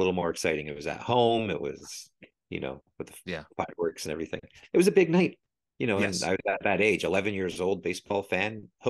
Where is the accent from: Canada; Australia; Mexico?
Canada; I was shooting balls against the wall because I'm Canadian, the hockey stick.